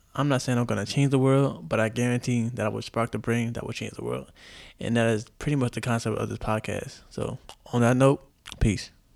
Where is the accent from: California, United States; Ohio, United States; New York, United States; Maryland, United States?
New York, United States; New York City; also born or lived in Chicago / Japan; I'm from Chicago, raised in the Bronx